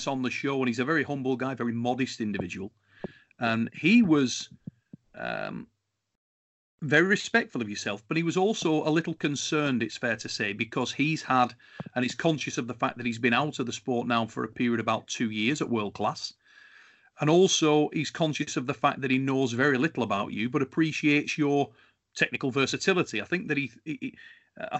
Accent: United Kingdom; based in the United Kingdom and heavily involved in the arm wrestling scene, obviously in my home country, as chairman of British Arm Wrestling Federation

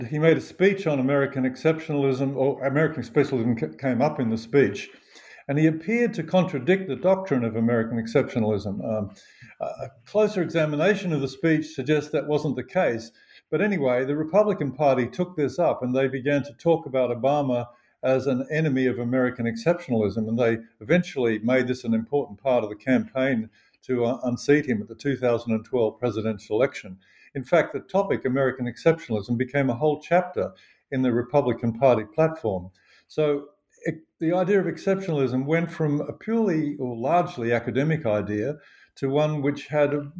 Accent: Australia; also born or lived in United States; I am an Australian-born and bred historian of the United States.

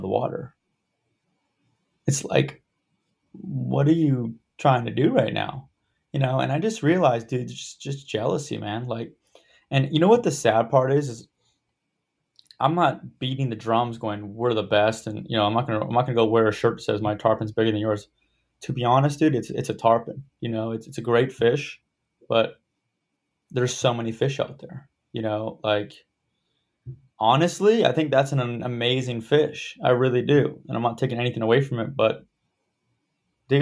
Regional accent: Florida, United States; growing up in Florida

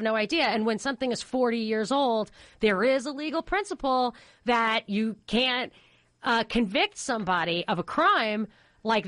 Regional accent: New York, United States; I grew up in New York

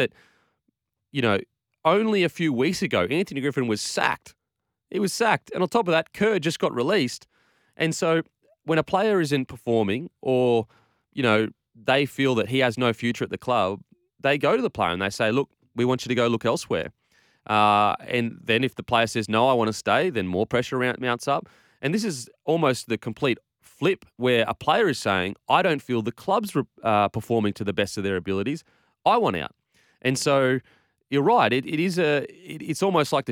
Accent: Queensland, Australia; I'm Queenslander

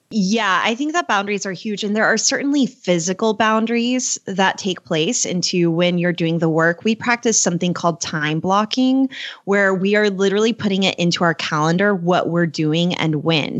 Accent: Oklahoma, United States; also born or lived in Texas; I was born in Texas and grew up in Oklahoma

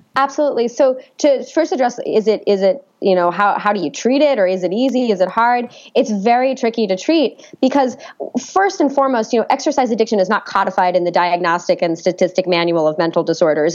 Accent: New York City, New York, United States; I was born and raised in New York City

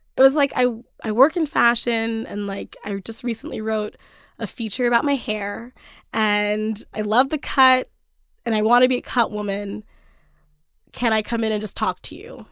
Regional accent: Cockeysville, Maryland, United States; also born or lived in Oakland; now in Brooklyn, United States; I'm from Baltimore originally. the suburbs of Baltimore

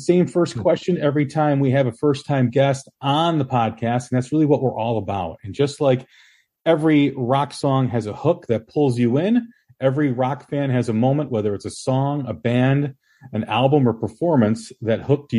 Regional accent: Chicago, Illinois, United States; Heck, I grew up in Chicago, so I was hearing blues in the womb, basically

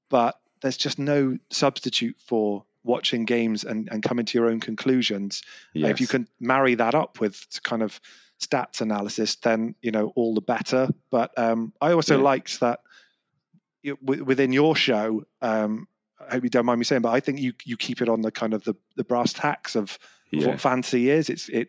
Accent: London, United Kingdom; now in Bristol, United Kingdom; Okay, so accent's probably given it away, but I'm from England. I live in Bristol in the southwest of England. But I'm a West Ham fan, so I was born just outside of London and grew up supporting West Ham.

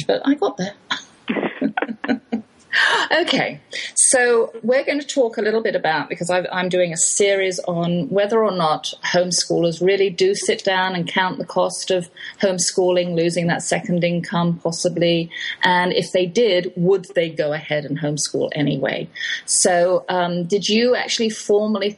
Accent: England, United Kingdom; moved away; I'm English

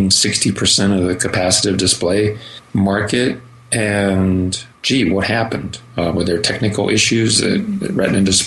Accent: Denver, Colorado, United States; the Denver Broncos, my hometown

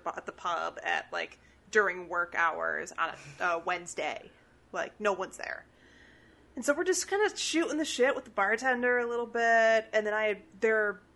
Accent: Chicago, Illinois, United States; I'm from Chicago

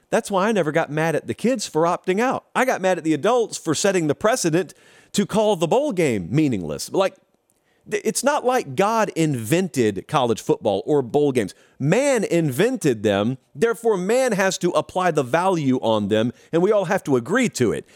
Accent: West Central Georgia, United States; growing up in West Central Georgia

